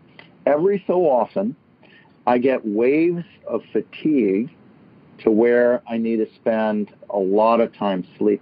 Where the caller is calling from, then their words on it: San Francisco, California, United States; I'm calling from San Francisco.